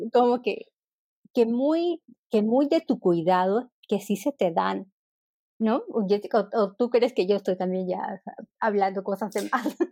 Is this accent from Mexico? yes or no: no; Peru; moved away as an adult; now in Berlin, Germany; yo soy de Perú y ya este año cumplo cinco años en Berlín